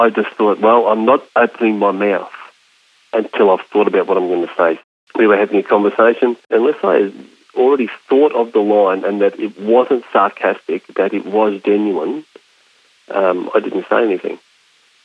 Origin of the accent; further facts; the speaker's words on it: Australia; I'm not an American, I'm an Australian